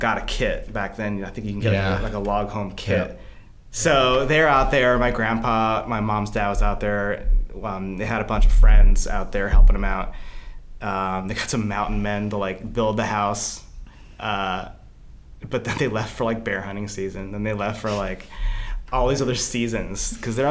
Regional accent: New Carrollton, Maryland, United States; I grew up in New Carrollton, Maryland

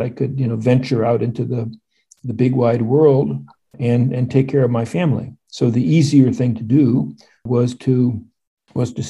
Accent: Midwest, United States; moved away as an adult; I grew up in the Midwest

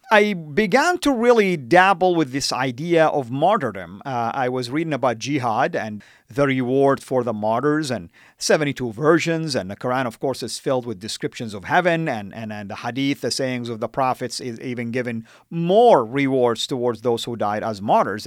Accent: Jeddah, Makkah Province, Saudi Arabia; first language Arabic; English is a second language; moved away as an adult; also born or lived in United States; I was born and raised in Saudi

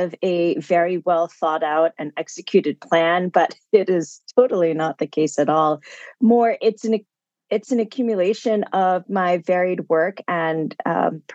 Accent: Concord, Massachusetts, United States; I grew up outside of Boston, Massachusetts, around the town of Concord

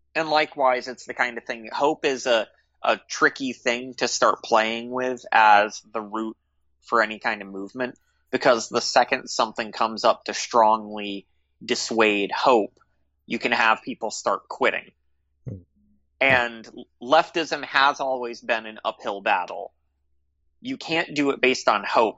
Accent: United States; as an American

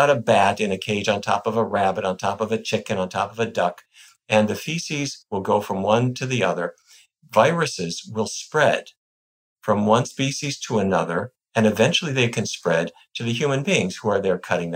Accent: Fargo, North Dakota, United States; now in Washington, D.C., United States; I grew up in North Dakota in a town called Fargo.

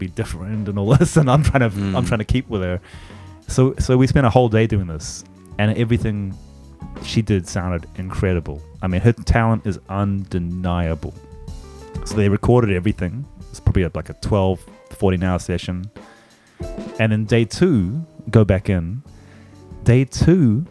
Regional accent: New Zealand; now in Japan; the house I grew up in New Zealand was very bicultural

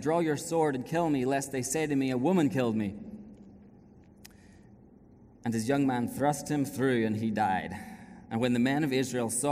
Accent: Ireland; moved away as an adult; We haven't lived in Ireland now for 7 years

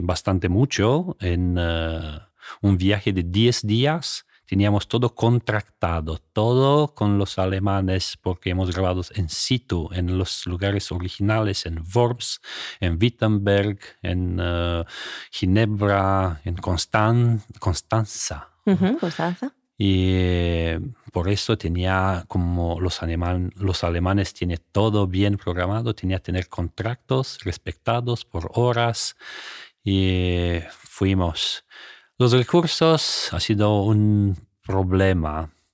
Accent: Romania; Spanish is a second language; moved away as an adult; yo vino de Rumanía

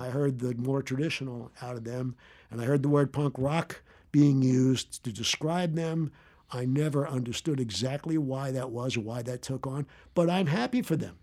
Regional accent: Philadelphia, Pennsylvania, United States; moved away as an adult; also born or lived in New York / California / Austin, Texas; I grew up in Philadelphia

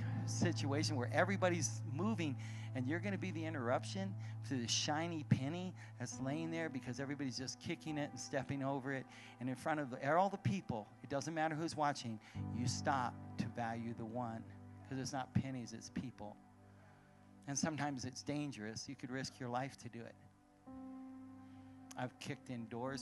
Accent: Arizona, United States; I'm from Arizona

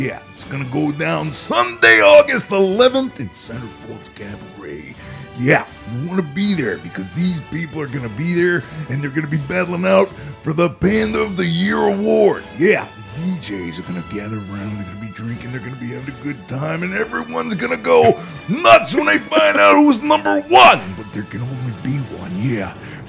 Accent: Sarasota, Florida, United States; To my hometown. Yeah, Sarasota's where I'm from.

